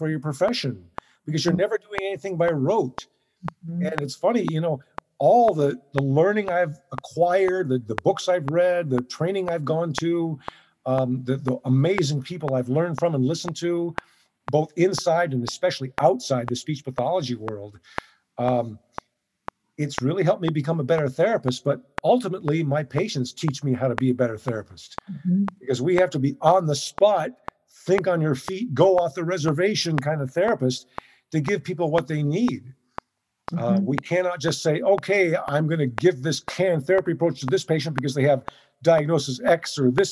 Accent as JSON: {"language": "English", "region": "Southern California", "country": "United States", "tie": "born or raised there", "said": "I'm born and raised in Southern California."}